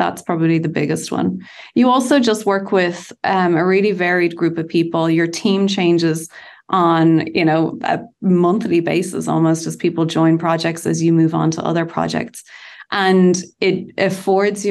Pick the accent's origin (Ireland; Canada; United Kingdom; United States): Ireland; Bray, Leinster; in my hometown of Bray in Ireland